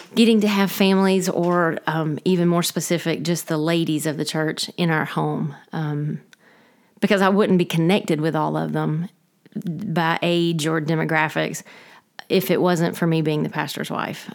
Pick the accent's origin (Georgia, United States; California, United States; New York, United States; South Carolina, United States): Georgia, United States; Dalton; moved away as an adult; also born or lived in Rome, Georgia / Fort Worth, Texas / Waycross, Georgia; I am originally from Dalton, Georgia. I grew up there, um, until college